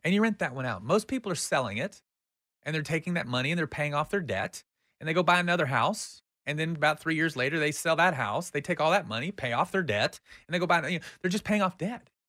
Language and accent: English; United States; we are Americans